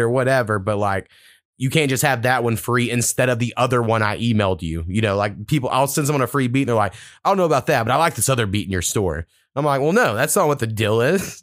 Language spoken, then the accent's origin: English; United States; moved away; I grew up, like, four miles from the Texas border, um, which is where my hometown's at.